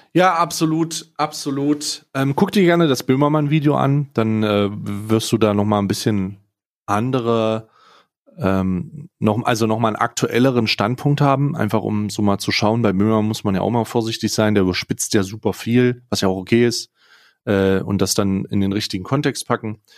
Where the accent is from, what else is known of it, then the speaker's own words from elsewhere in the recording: Saxony, Germany; selber als gebürtiger Sachse tatsächlich, ja, also ich, ich, ich bin in Sachsen geboren